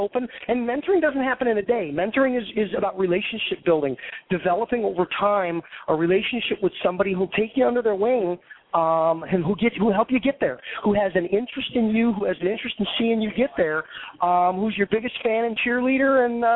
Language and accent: English; Skokie, Illinois, United States; I grew up there. That's my hometown